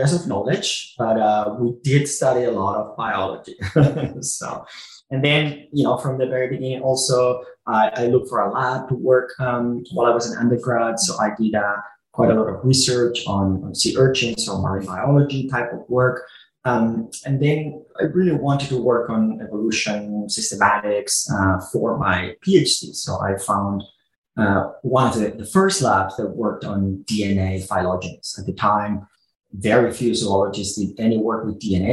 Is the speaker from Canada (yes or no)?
no; south of Barcelona, Catalonia, Spain; moved away as an adult; now in United States; I'm originally from Spain. I grew up south of Barcelona, where I did my undergrad and my graduate school.